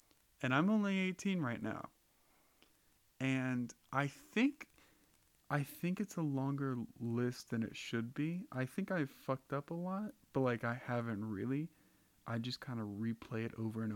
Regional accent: United States; I drew the fucking lottery to be born in America

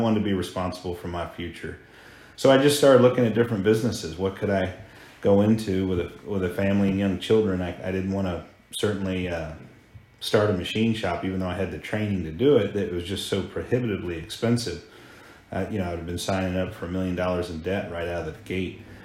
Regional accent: Hampton, Virginia, United States; also born or lived in Colorado; Grew up in Hampton, Virginia, nestled on the Chesapeake Bay

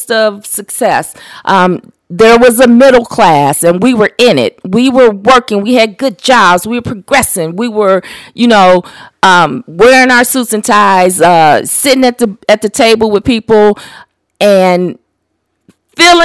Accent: Detroit, Michigan, United States; also born or lived in Louisville, Kentucky; I was raised in Detroit, but we didn't move into Detroit until after the riots

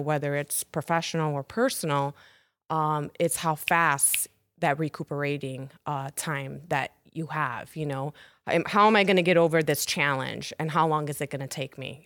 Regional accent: Chicago, Illinois, United States; also born or lived in Hartford, Connecticut; I'm a Chicago native

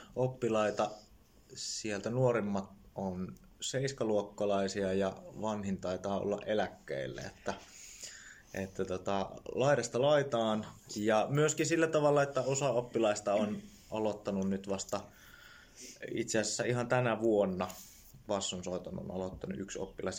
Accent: Jyväskylä, Central Finland, Finland; mä tuun Jyväskylästä

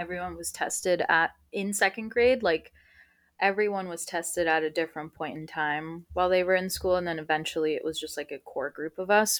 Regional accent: United States; first language Spanish; English is a second language; I was born on U S soil

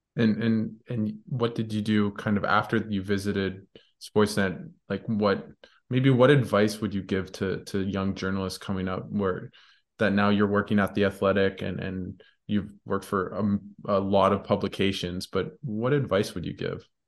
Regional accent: Ottawa, Ontario, Canada; I grew up in, I'm from Ottawa, born, raised, but my dad's from Winnipeg

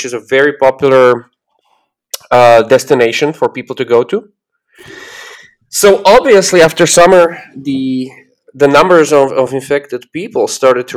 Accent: Slovakia; moved away as an adult; also born or lived in Spain; I am from Slovakia, which is in the center of Europe

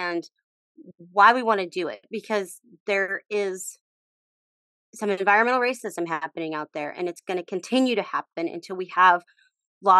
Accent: Texas, United States; now in Portland, United States; I grew up in Texas

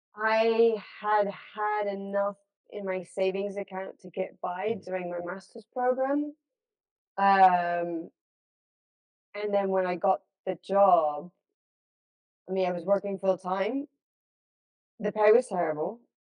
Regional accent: Los Angeles, California, United States; grew up in the States. I was born and raised in Los Angeles.

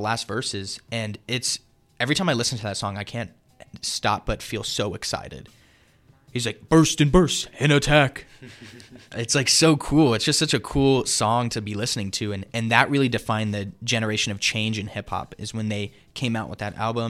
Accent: Las Vegas, Nevada, United States; We're from Las Vegas.

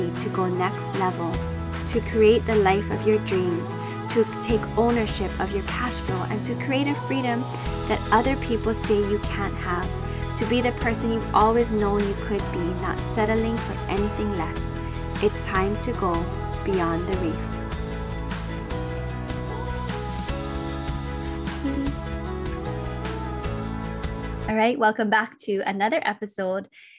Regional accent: Oahu, Hawaii, United States; I grew up in Oahu

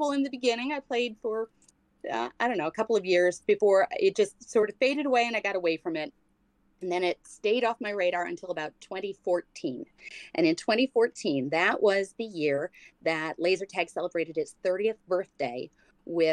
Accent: New York, United States; I grew up in New York

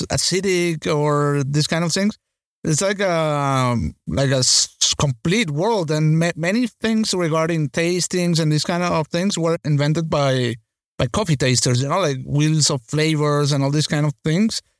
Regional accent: Venezuela; growing up in Venezuela

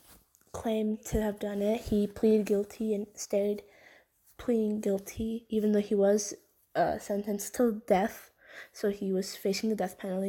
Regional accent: Oklahoma, United States; my home state, Oklahoma

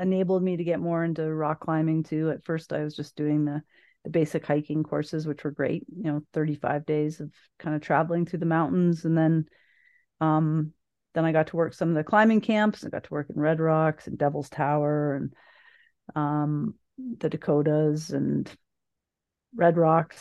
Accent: Niagara, Ontario, Canada; also born or lived in Thunder Bay, Ontario; I grew up in, uh, south of Niagara, well, in Niagara

